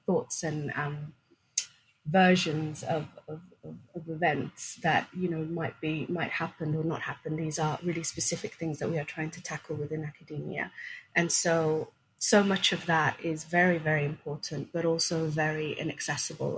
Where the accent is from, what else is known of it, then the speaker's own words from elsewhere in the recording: Sweden; English is a second language; also born or lived in Somalia; we came as refugees from Somalia to, to Sweden when I was um, five, six years old